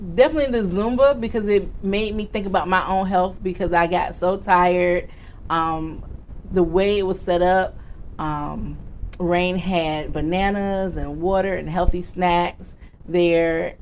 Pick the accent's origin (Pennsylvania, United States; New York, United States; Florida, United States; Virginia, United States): Virginia, United States; Virginia Beach; I am from Virginia Beach, Virginia